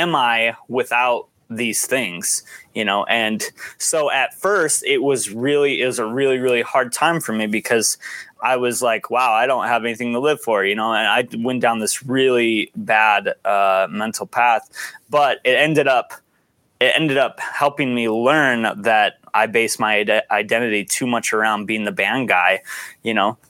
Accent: United States

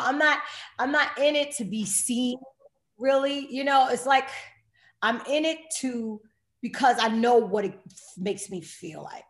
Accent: New York City, New York, United States; I grew up in New York and was born and raised in Queens

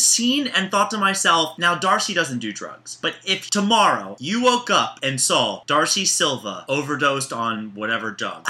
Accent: Baltimore, Maryland, United States; I'm from Baltimore, Maryland.

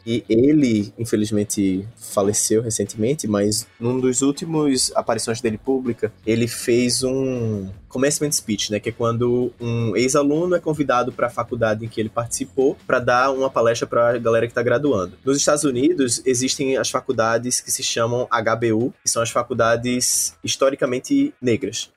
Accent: Northeast Region, Brazil; also born or lived in São Paulo; now in Recife, Brazil; eu, sendo nordestino em São Paulo

